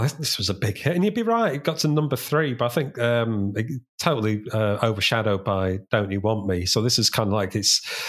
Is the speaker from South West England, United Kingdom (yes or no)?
no; Sheffield, Yorkshire and the Humber, United Kingdom; they were from my hometown. I'm from Sheffield